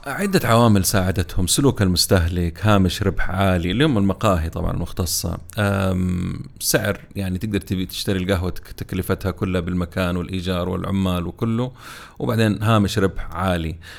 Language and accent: Arabic; Jeddah, Makkah Province, Saudi Arabia; عندنا في جدة